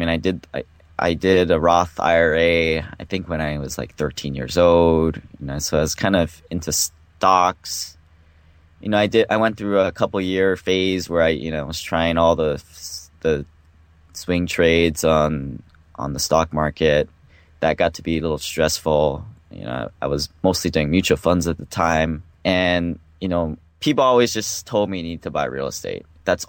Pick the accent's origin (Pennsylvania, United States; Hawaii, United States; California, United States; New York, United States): Hawaii, United States; born or raised there; moved away as an adult; also born or lived in Seattle